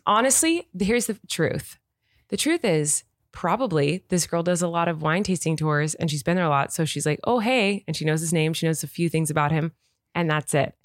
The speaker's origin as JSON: {"language": "English", "region": "California", "country": "United States", "tie": "born or raised there", "said": "I am from California, born and raised"}